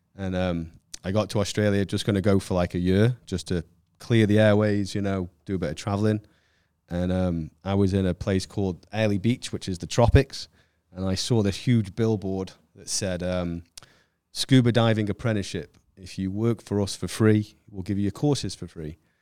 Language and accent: English; Stoke-on-Trent, West Midlands, United Kingdom; moved away as an adult; now in Orlando, United States; from Stoke on Trent, um, which is, um, south of Manchester, uh, born and raised there